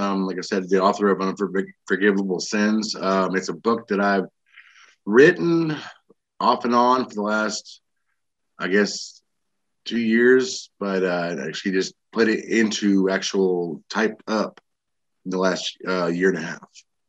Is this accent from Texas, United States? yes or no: yes; Texas, United States; also born or lived in Illinois / Arizona; I was born in Illinois, raised in all over Texas and Arizona. I was an Air Force brat, and I joined the Army.